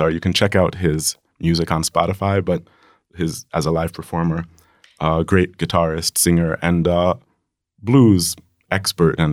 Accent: United States; moved away as an adult; now in Hungary; As an American living in Hungary, uh, especially an American musician living in Hungary

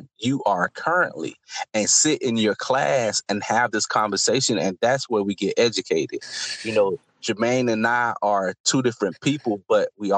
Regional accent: Florida, United States; I'm from Florida. I'm from the projects

